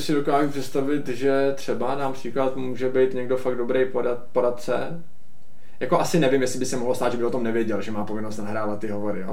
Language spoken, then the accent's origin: Czech; Czechia; jsme Češi